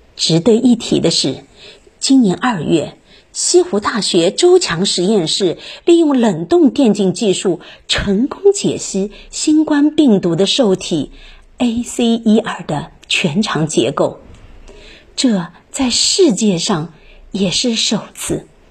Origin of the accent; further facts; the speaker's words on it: Hangzhou, Zhejiang, China; 身为杭州人，我们是幸福的，也是幸运的